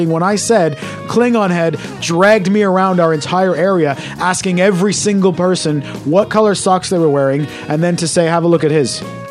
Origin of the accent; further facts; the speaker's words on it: Canada; moved away; I was brought up in Canada.